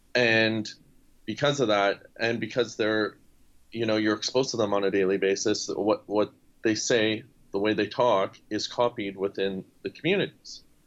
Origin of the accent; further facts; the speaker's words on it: Sudbury, Ontario, Canada; my hometown of Sudbury, Ontario